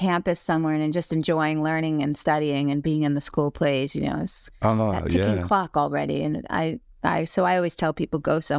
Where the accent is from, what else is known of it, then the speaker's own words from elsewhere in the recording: Syosset, New York, United States; Syosset, Long Island, yeah. And then I went to NYU.